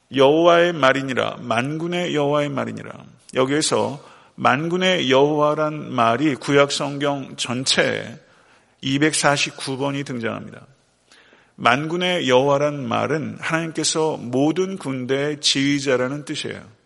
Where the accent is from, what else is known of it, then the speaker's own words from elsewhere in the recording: South Korea; 대한민국이라는 조국이 있어요